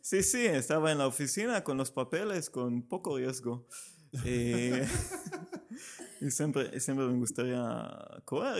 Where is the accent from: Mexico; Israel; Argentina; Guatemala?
Israel; Spanish is a second language; moved away as an adult; now in Barcelona, Spain; soy israelí, llevo aquí cinco años